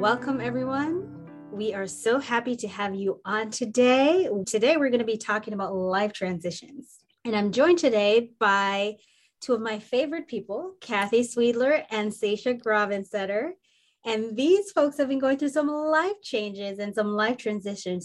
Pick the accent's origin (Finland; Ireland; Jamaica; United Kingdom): Jamaica; moved away as an adult; also born or lived in Minnesota; where I grew up in, the warm mountains of Jamaica